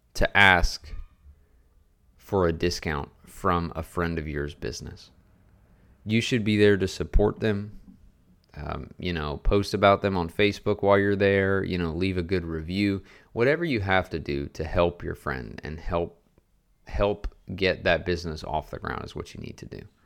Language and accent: English; Louisiana, United States; moved away as an adult; now in Garland, Texas, United States; I moved six hours away from my hometown in Louisiana to open my own business